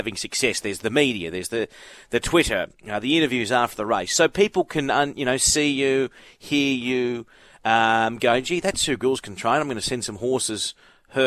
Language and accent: English; Brisbane, Queensland, Australia; I grew up in Brisbane.